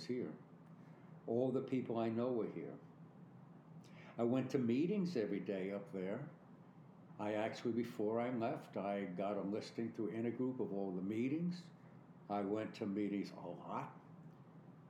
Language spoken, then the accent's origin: English; New York City, New York, United States; moved away as an adult; also born or lived in Jersey Shore; now in Florida, United States; I was born and raised in New York. I am a real dyed-in-the-wool New Yorker. I love everything about New York City.